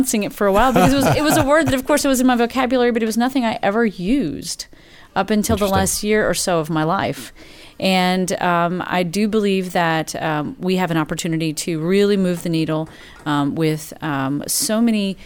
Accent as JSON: {"language": "English", "town": "Lake Jackson", "region": "Texas", "country": "United States", "tie": "born or raised there", "said": "I grew up in Lake Jackson, Texas, not directly on the coast, but coastal enough"}